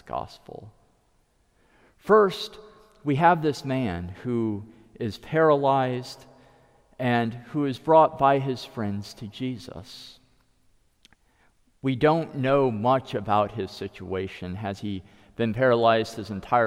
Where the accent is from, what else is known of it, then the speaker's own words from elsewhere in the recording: United States; first language English; as an American